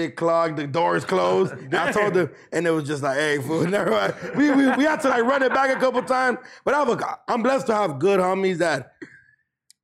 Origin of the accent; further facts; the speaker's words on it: Los Angeles, California, United States; we're from L.A., where you guys grew up around Latinos your whole life